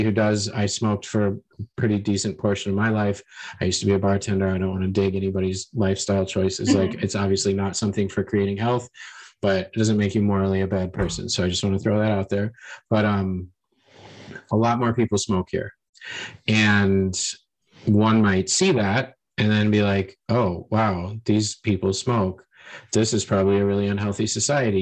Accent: United States; moved away; being an American

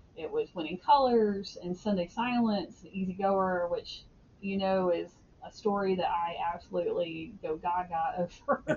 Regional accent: Alabama, United States; I grew up in Alabama.

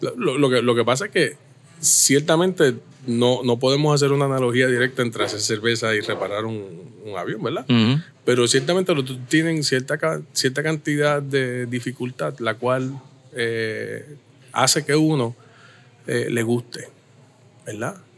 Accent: Caguas, Puerto Rico; also born or lived in Santurce; me trajeron a los tres días para acá. y desde entonces vivo en el mismo lugar, en el mismo barrio, en la misma urbanización, toda la vida

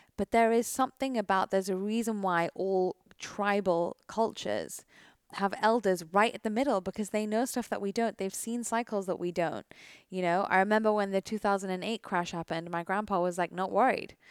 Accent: United Kingdom; I am British

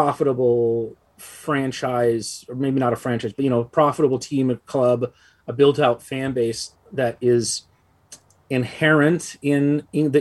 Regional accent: United States; as an American

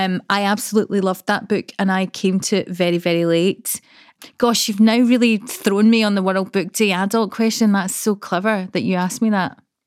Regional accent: Coatbridge, Scotland, United Kingdom; Coatbridge. So it was a Carnegie library.

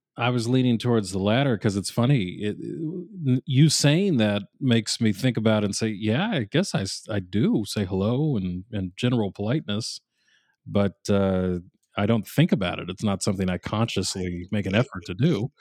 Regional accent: New England, United States; I grew up in New England

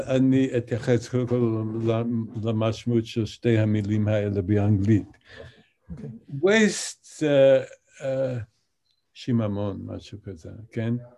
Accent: Albany, New York, United States; Hebrew is a second language; אני גדלתי באולבני, ניו יורק

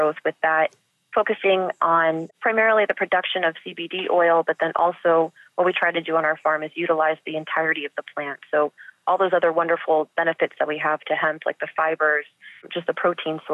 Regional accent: Ohio, United States; now in Texas, United States; what I grew up with in Ohio

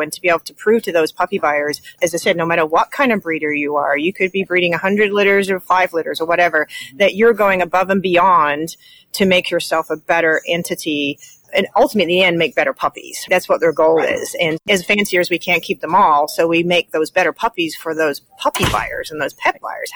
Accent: New Zealand; moved away as an adult; now in Indiana, United States; I'm originally from New Zealand. I came to the United States to learn about professional dog handling, and I never left

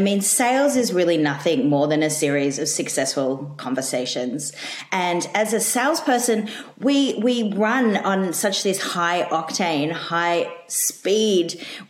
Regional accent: Australia

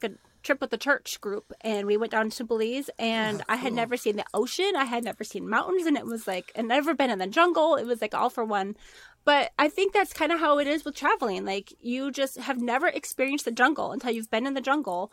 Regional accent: Minnesota, United States; moved away as an adult; now in Arizona, United States; Minnesotan, born and raised. For 29 years, I lasted

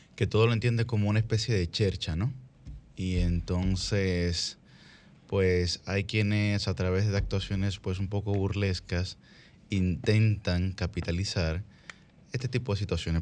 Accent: Santo Domingo, Distrito Nacional, Dominican Republic; Todos nosotros somos del Distrito Nacional

